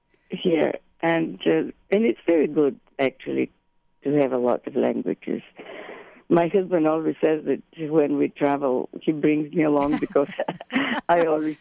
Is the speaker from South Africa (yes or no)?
no; Bulgaria; born there; also born or lived in Italy / Paris / Rome; Well, I was, as a young student, I was in Italy. And I was born in Bulgaria originally